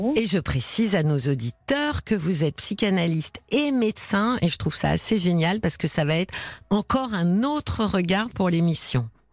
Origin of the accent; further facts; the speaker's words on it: Paris, Île-de-France, France; accent: Parisian; il paraît que ça s'entend, hein, que je suis parisienne, parigo, parisienne